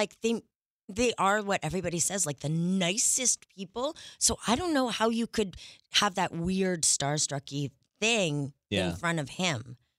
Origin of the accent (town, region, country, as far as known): Montreal, Quebec, Canada